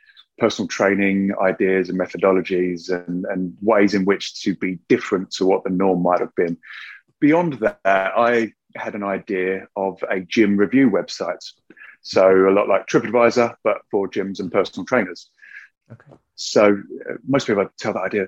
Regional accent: Billericay, East of England, United Kingdom; I grew up in Essex, mm-hmm. and in Billericay in Essex

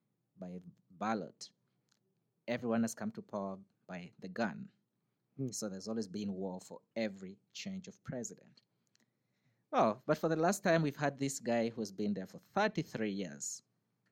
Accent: Northern Uganda, Uganda; moved away as an adult; now in United States; I'm born and raised in Uganda. I was born in the northern part of Uganda.

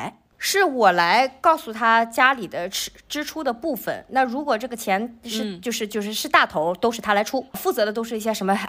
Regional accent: China; 我我们中国人都是在家做饭的

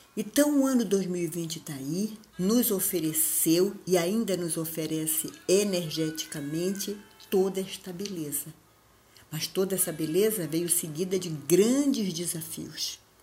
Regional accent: Belém, Pará, Brazil; Eu sou de Belém, lá de cima

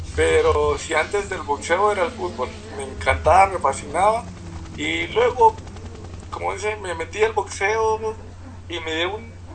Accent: San Benito, Petén, Guatemala; moved away as an adult; also born or lived in Melchor de Mencos / Guatemala City; yo soy de Petén, yo vivo en Petén, yo me crié en Petén antes de empezar el boxeo

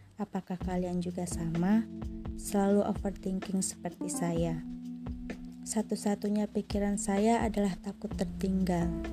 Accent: Pagar Alam, South Sumatra, Indonesia; saya berasal dari Pagaralam, Sumatera Selatan

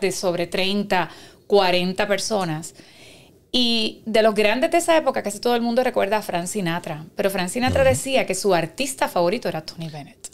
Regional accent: Carolina, Puerto Rico; also born or lived in Cuba; yo nací en Cuba, pero vivo en Carolina. Y viví toda mi vida y me crié en Carolina, estudié en Carolina

